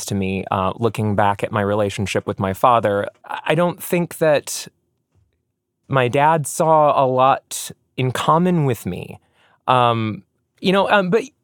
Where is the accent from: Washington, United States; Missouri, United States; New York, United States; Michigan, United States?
Michigan, United States; West; Growing up in West Michigan, my early childhood was pretty idyllic.